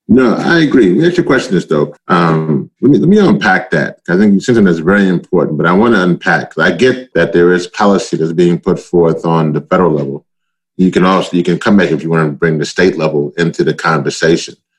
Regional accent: Louisiana, United States; also born or lived in Maryland; now in Baltimore, United States; In my home state, it's called Cancer Alley.

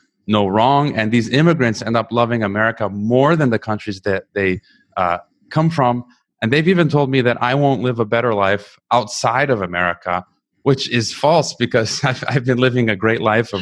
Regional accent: United States; myself as an American

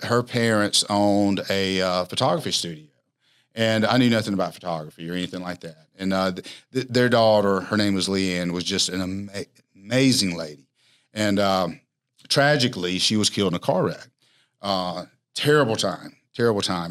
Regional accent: Alexander City, Alabama, United States; back to my hometown, Alexander City

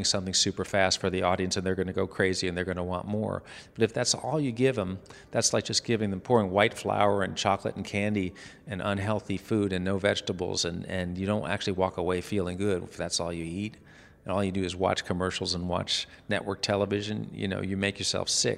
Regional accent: New York City, New York, United States; now in Tennessee, United States; I'm from New York City

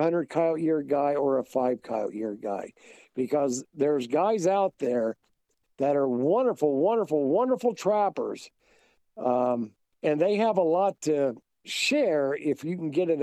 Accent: Brown County, Illinois, United States; now in Kansas, United States; Where I grew up at in Brown County, Illinois, our school's called the Hornets.

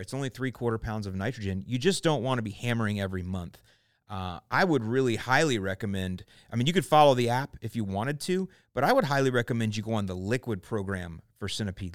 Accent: St. Petersburg, Florida, United States; now in Lakewood Ranch, United States; the house I grew up in in Saint Pete

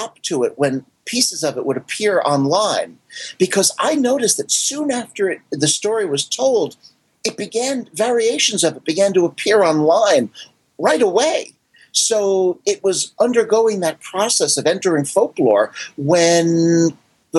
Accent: Paramus, New Jersey, United States; Where I grew up in Paramus, New Jersey

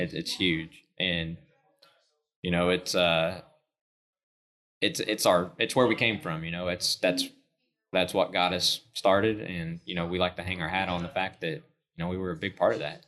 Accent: Enid, Oklahoma, United States; I grew up in Northwest Oklahoma, Enid, Oklahoma

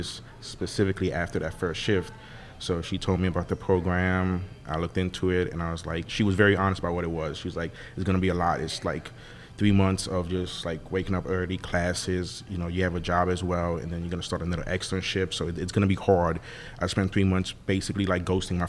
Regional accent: New Orleans, Louisiana, United States; I grew up in Mid-City for 20 years

